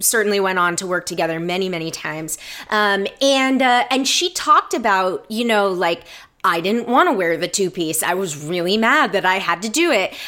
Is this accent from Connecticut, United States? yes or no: no; Atlanta, Georgia, United States; moved away as an adult; now in Los Angeles, United States; I am from Atlanta originally and um, have been living in Los Angeles for. This will be my 15 year anniversary